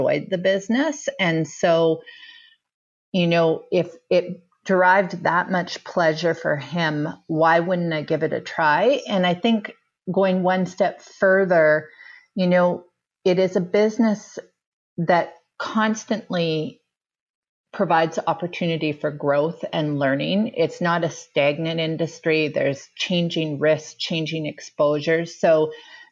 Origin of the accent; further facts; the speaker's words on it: Vancouver, British Columbia, Canada; I grew up in Vancouver, British Columbia